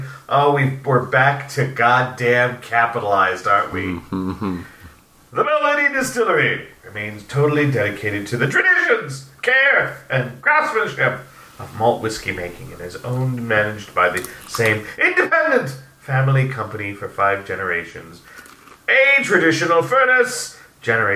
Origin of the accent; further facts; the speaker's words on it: San Diego, California, United States; now in Minnesota, United States; I'm from San Diego